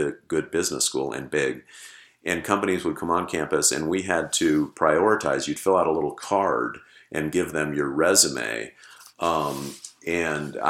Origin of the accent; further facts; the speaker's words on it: South Pasadena, California, United States; moved away as an adult; also born or lived in Los Angeles / Chicago; I was born in Los Angeles and raised in South Pasadena